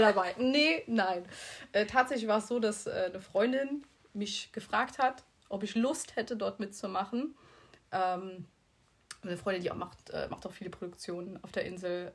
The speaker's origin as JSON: {"language": "German", "town": "Bitburg", "region": "Rhineland-Palatinate", "country": "Germany", "moved": "as an adult", "lives_now": "Mallorca, Spain", "said": "wir kommen aus Bitburg, aus der Eifel"}